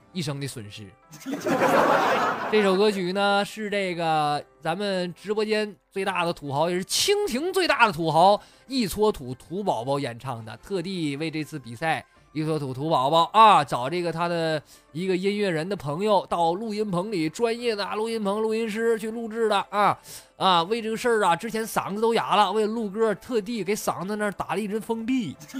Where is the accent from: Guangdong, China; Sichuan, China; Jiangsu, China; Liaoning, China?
Liaoning, China; Shenyang; 有没有在沈阳的？我发现我这真是，怎么老乡都不不爱听我节目是不？